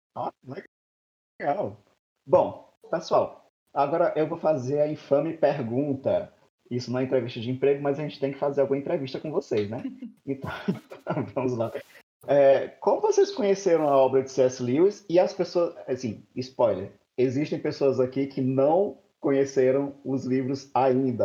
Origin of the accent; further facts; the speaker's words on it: Maranhão, Brazil; eu tenho 36 anos, sou do Maranhão